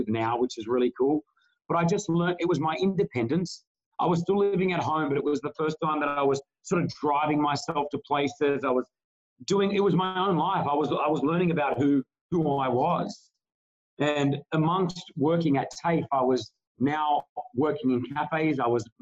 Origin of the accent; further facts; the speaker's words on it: Australia; now in Dubai, United Arab Emirates; very close Lebanese family as well, in growing up in Australia